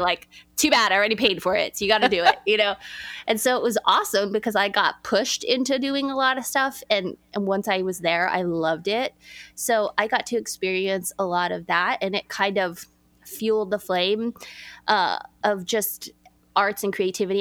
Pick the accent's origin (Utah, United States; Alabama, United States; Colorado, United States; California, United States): California, United States; Los Angeles; I grew up in Los Angeles, California